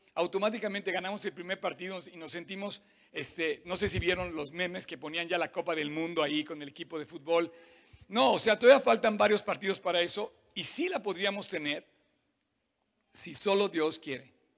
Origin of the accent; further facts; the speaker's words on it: Cuautitlán, State of Mexico, Mexico; soy de Cuautitlán, la verdad